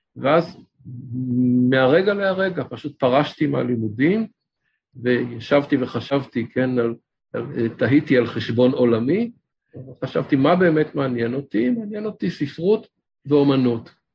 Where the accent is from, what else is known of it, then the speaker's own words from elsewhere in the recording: Ramat Gan, Tel Aviv District, Israel; גדלתי ברמת גן